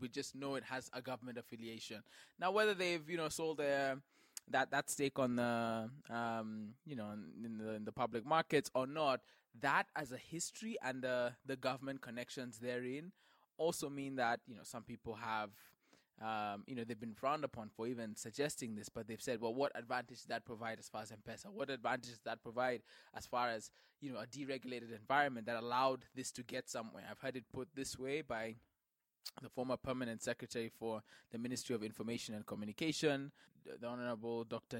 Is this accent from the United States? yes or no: no; Kenya; I'm Kenyan through and through